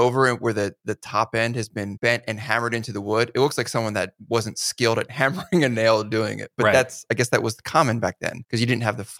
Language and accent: English; Northeast, United States; And so I grew up in the Northeast in one of the original 13 colonies.